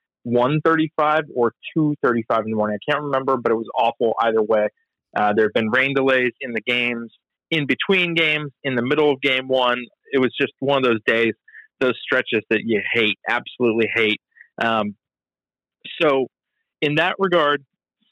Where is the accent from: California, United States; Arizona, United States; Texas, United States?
California, United States; moved away as an adult; also born or lived in San Diego, United States; now in Chicago, United States; unless I move back to California